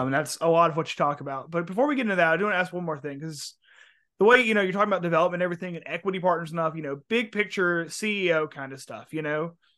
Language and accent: English; Mobile, Alabama, United States; moved away; I'm from Mobile, was living in Mobile at the time